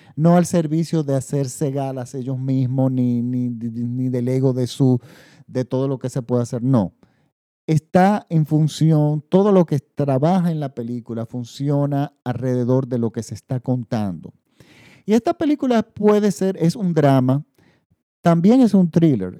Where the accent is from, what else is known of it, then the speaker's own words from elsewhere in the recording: Dominican Republic; En mi país